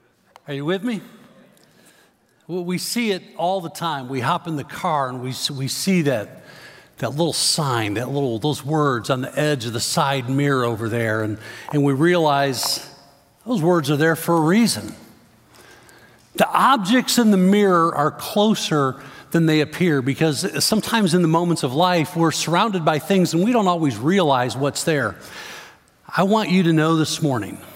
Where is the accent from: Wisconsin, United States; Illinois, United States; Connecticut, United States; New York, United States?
Illinois, United States; Chicago; Growing up in the Chicago area, I remember driving along the Dan Ryan Expressway into downtown Chicago